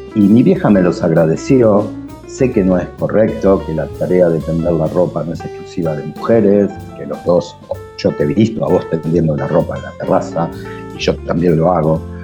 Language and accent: Spanish; Villa Madero, Buenos Aires Province, Argentina; mi niñez en Villa Madero